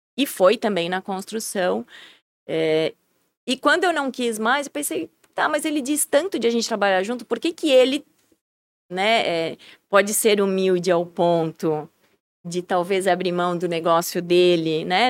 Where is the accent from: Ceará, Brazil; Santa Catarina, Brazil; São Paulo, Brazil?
Santa Catarina, Brazil; Blumenau; Nasci na frente da Celso